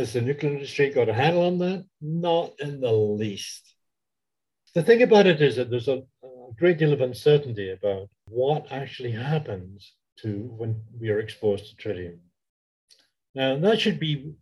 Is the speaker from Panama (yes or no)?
no; Canada; I am Canadian, so therefore I'm allowed to criticize my own country